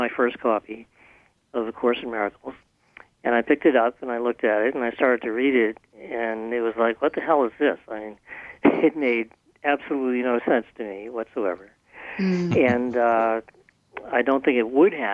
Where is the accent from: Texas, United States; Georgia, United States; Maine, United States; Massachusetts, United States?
Massachusetts, United States; Boston; the kind of colorful street language that I was brought up with in the Boston area